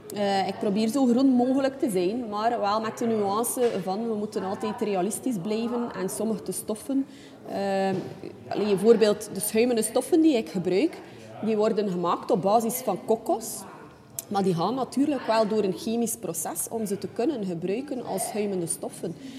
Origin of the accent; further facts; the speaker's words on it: Ostend, Flanders, Belgium; geboren en getogen in Oostende.